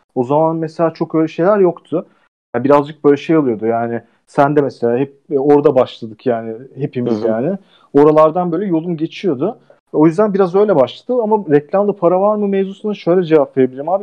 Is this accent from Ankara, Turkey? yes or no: yes; Ankara, Turkey; moved away as an adult; now in Istanbul, Turkey; İstanbul'a geldim filan, ben Ankaralılıyım